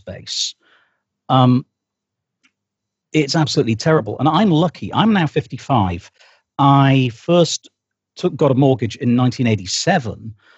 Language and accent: English; United Kingdom; I am British, I live here.